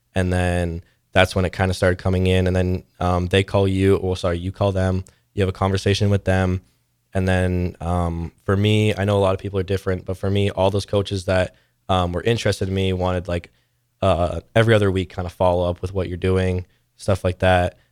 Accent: Canada; moved away as an adult; now in Nebraska, United States; there's a back company in my hometown.

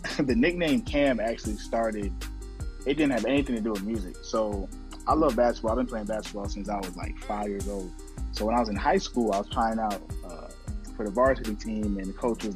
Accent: Virginia Beach, Virginia, United States; moved away; I'm originally from Virginia Beach

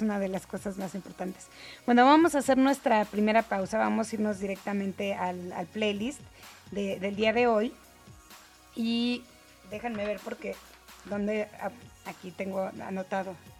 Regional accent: Mexico; soy la periodista mexicana que ama Japón

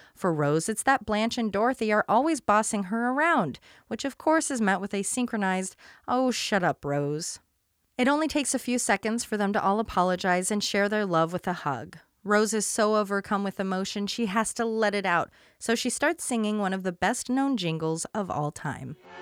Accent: Portland, United States; I grew up in Portland

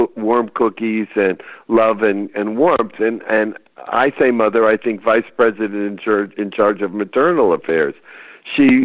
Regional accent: Chelsea, Massachusetts, United States; now in California, United States; I was back home in my hometown, which is a small town just outside of Boston called Chelsea, Massachusetts

